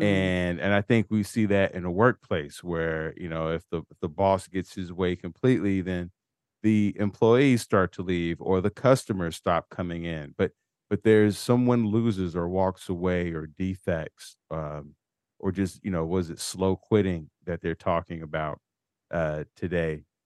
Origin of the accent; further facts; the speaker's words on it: Chicago, Illinois, United States; both being from Chicago